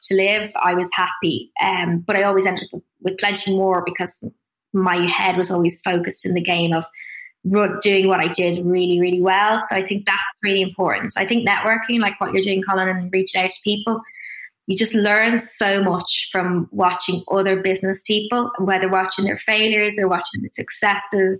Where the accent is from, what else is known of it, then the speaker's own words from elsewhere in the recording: Dublin, Leinster, Ireland; moved away as an adult; also born or lived in Sydney, Australia / London, United Kingdom; I grew up in Dublin